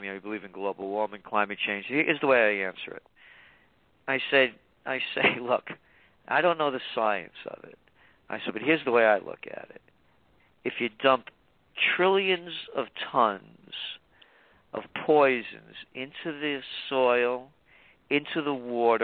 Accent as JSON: {"language": "English", "town": "New York City", "region": "New York", "country": "United States", "tie": "born or raised there", "also_born_or_lived": "West Virginia", "said": "I grew up in the Bronx"}